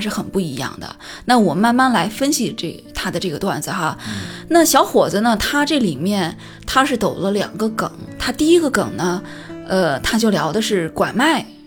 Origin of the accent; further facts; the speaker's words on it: Shandong, China; 我们山东人自己也经常拿这个事儿来调侃